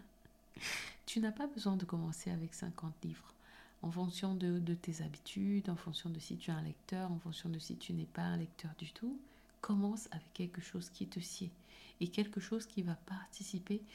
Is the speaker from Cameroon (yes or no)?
yes; Cameroon; moved away; j'ai grandi au Cameroun et j'étais dans une école privée